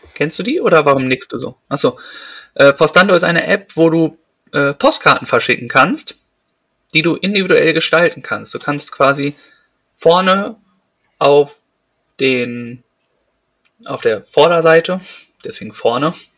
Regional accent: Detmold, North Rhine-Westphalia, Germany; bei uns in Detmold

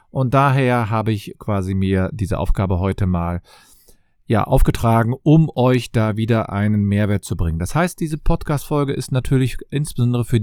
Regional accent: Cologne, North Rhine-Westphalia, Germany; ich komme aus Köln und ich freue mich, dass ihr wieder dabei seid.

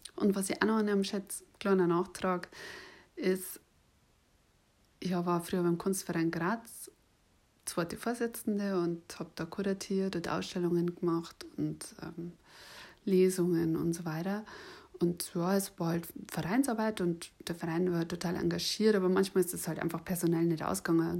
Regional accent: Bavaria, Germany; accent: Bavarian; ich habe einen bayerischen Akzent

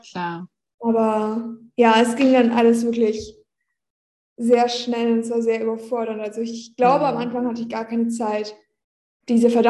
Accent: Nordhorn, Lower Saxony, Germany; Ich war gerade noch in Nordhorn in meiner Heimat.

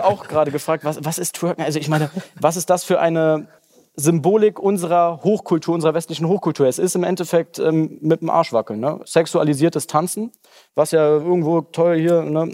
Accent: Germany; bei uns in Deutschland

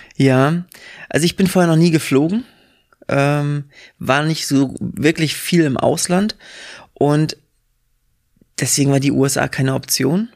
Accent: southern Western Pomerania, Mecklenburg-Vorpommern, Germany; also born or lived in Hamburg / England; now in Berlin, Germany; wir kommen aus dem Südpom, wenn du am Wochenende was erleben wolltest, bist du erstmal zwei Stunden in irgendeine Richtung gefahren

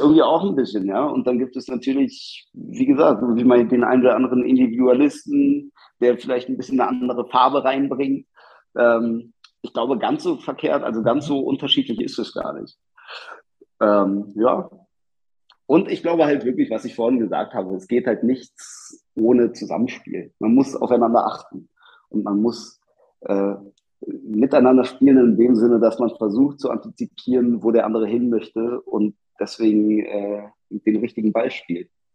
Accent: Berlin, Germany; Ich bin in Stegels aufgewachsen

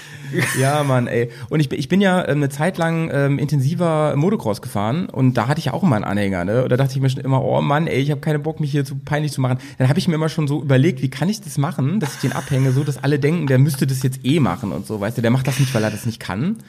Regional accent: Schaumburg, Lower Saxony, Germany; now in Bremen, Germany; ich komme aus Schaumburg

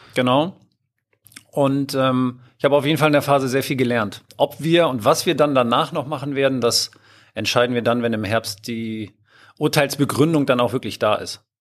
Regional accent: Hamburg, Germany; moved away as an adult; now in Lower Saxony, Germany; Ich bin ursprünglich Hamburger

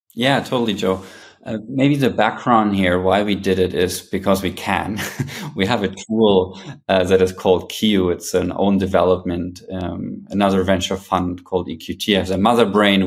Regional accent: Berlin, Germany; moved away as an adult; also born or lived in New York; prior to coming back to my hometown Berlin, I also spent 10 years in New York

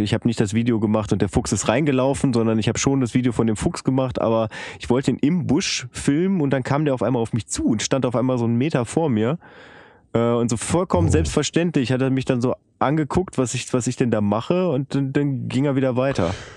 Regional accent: Bielefeld, North Rhine-Westphalia, Germany; moved away; ich bin zwar in Bielefeld geboren und aufgewachsen, aber wirklich am, am letzten Zipfel von Bielefeld, das ist Bielefeld-Ubedissen

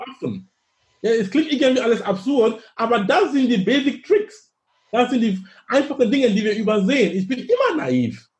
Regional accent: Cameroon; German is a second language; now in Hamburg, Germany; in Kamerun sein, wo ich herkomme ursprünglich

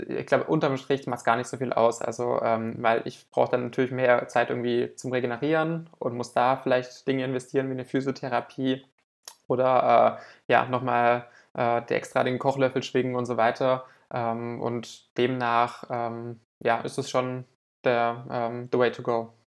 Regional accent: Southern Germany, Germany; bei uns im Süden von Deutschland

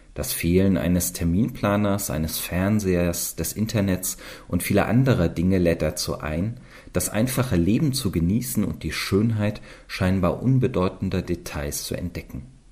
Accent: Eisenach, Thuringia, Germany; komme gebürtig aus Eisenach in Thüringen

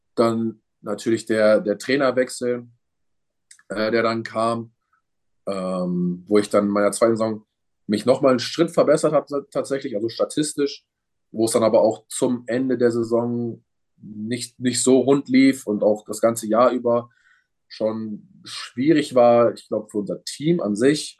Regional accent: Germany; in Deutschland bleiben will, weil es mein Heimatland ist

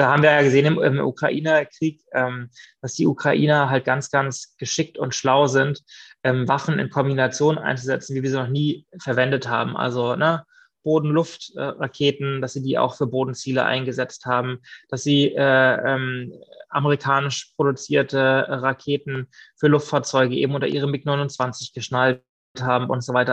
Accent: Mecklenburg-Vorpommern, Germany; moved away as an adult; also born or lived in Tel Aviv / Vienna / Stockholm; wenn ich nach Mecklenburg-Vorpommern zurückgekommen bin in meine Heimat

